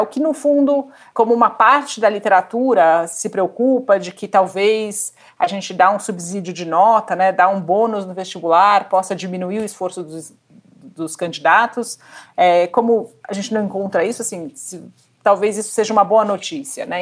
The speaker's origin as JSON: {"language": "Portuguese", "country": "Brazil", "tie": "born or raised there", "said": "eu cresci no Brasil"}